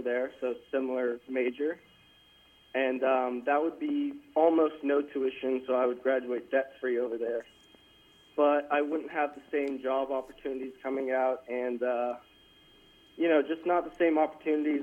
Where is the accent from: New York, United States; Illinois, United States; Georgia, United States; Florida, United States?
Georgia, United States; Atlanta; moved away as an adult; now in Berkeley, United States; I'm from Atlanta, Georgia, so I'm paying out-of-state tuition